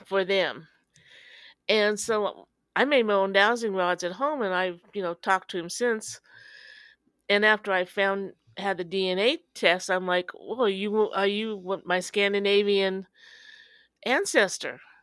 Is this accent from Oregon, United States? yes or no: no; Danville, Illinois, United States; I'm from Danville, Illinois, home of Jerry and Dick Van Dyke